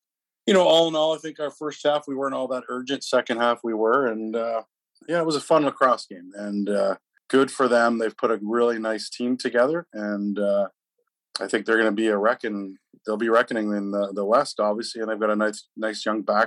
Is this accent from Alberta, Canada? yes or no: no; Peterborough, Ontario, Canada; growing up in Peterborough